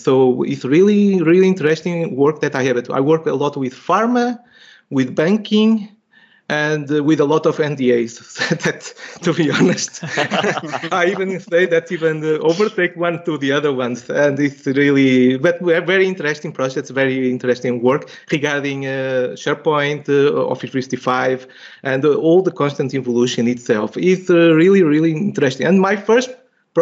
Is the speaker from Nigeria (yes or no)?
no; Portugal; moved away as an adult; now in Switzerland; I'm Portuguese by nature itself.